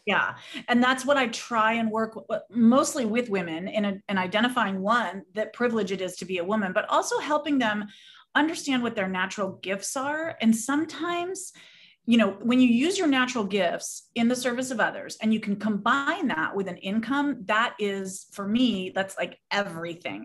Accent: Southern California, United States; I was born and raised in Southern California

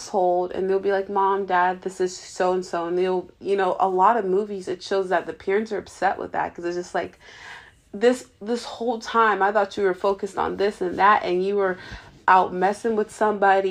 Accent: Ohio, United States; I am actually from Ohio

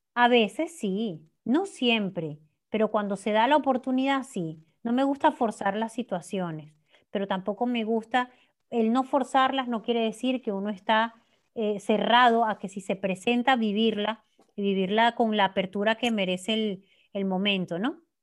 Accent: Venezuela; moved away as an adult; el hecho de yo no estar viviendo en mi país de origen, em, igual si, hubiese, si me hubiese quedado en Venezuela

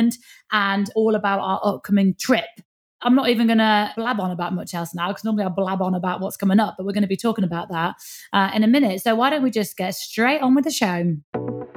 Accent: the north of England, United Kingdom; accent: Northern; hopefully you understand my Northern accent

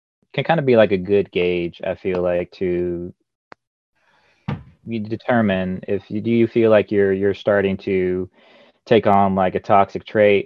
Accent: Arizona, United States; I say that as somebody who's born and raised in Arizona.

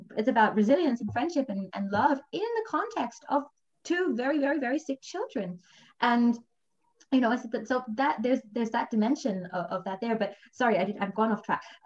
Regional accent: Melbourne, Victoria, Australia; moved away as an adult; also born or lived in London, United Kingdom / Thailand; now in Brazil; I was born in Australia and I grew up in a very privileged environment

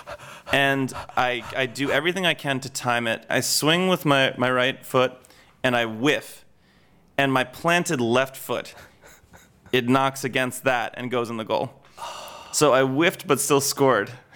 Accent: suburban New York, United States; moved away as an adult; now in London, United Kingdom; I grew up in suburban New York

